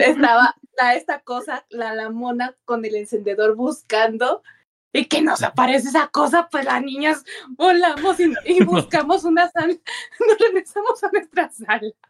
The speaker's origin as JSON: {"language": "Spanish", "town": "Acapulco", "region": "Guerrero", "country": "Mexico", "moved": "yes", "lives_now": "Puebla, Mexico", "said": "soy de Acapulco. Mm, sí, soy de Acapulco."}